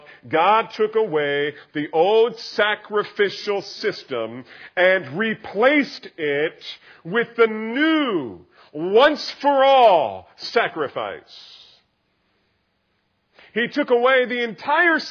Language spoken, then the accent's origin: English; New Jersey, United States; I grew up in New Jersey